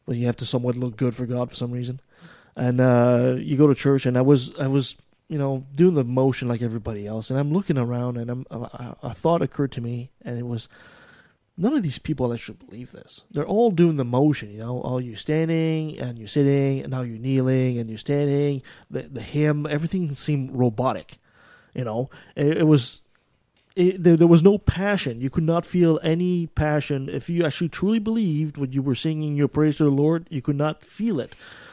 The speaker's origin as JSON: {"language": "English", "region": "Quebec", "country": "Canada", "tie": "born or raised there", "said": "I was born in Quebec"}